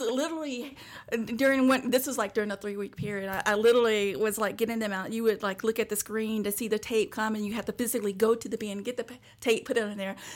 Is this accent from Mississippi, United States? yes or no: yes; Bay Springs, Mississippi, United States; also born or lived in Hattiesburg, Mississippi; where I grew up in Bay Springs, Mississippi